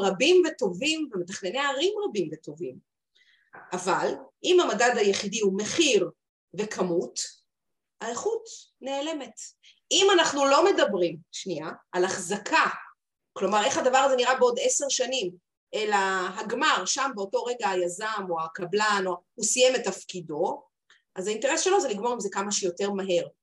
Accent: Haifa, Haifa District, Israel; אני חיפאית

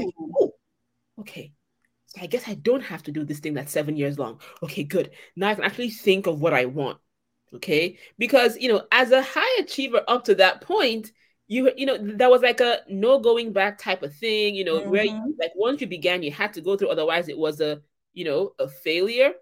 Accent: Nigeria; I'm Nigerian

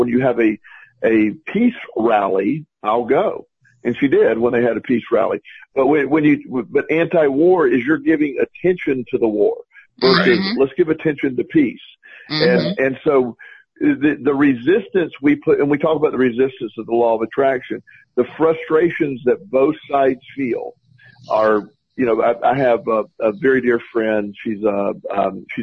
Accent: Plant City, Florida, United States; my hometown, is Plant City, Florida, and we grew up where super conservative

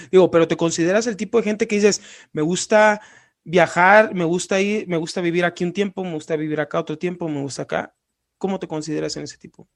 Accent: Sinaloa, Mexico; now in Guanajuato, Mexico; yo soy de Sinaloa

